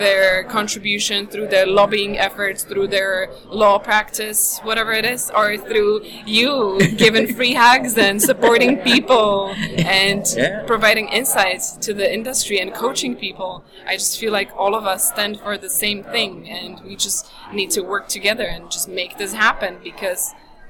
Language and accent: English; Slovakia; English is a second language; also born or lived in London, United Kingdom; now in Los Angeles, United States; Yes, I live in Los Angeles, but I'm originally from Slovakia.